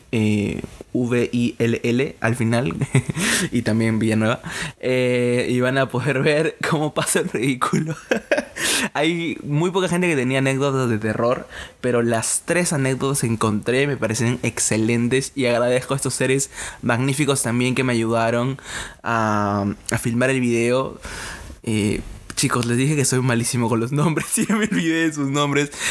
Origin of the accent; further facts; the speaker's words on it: Casma, Ancash, Peru; soy de Casma, eh, Ancash